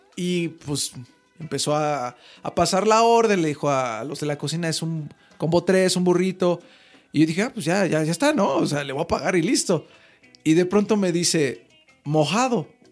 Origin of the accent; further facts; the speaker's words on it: Mexico; soy mexicano